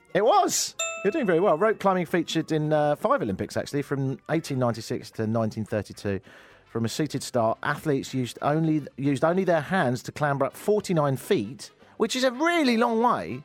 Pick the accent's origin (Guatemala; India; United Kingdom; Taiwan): United Kingdom; now in Canada; me being British